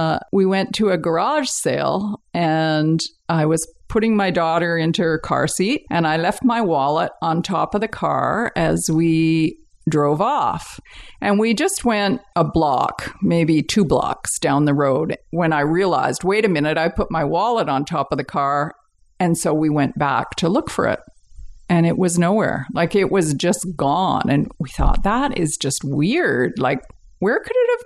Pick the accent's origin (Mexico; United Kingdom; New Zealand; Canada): Canada; Richmond, British Columbia; also born or lived in Vancouver / Delta / Winnipeg / Johannesburg; I was born in Vancouver, but my parents were living in Richmond. So I grew up in Richmond. I lived there till I was 12 or 13. And then we moved out to Delta